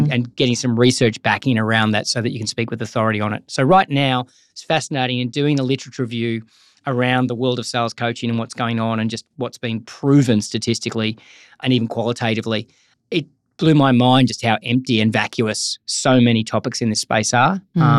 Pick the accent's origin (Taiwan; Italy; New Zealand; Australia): Australia; Gold Coast, Queensland; I'm from the Gold Coast, so sunshine and the ocean.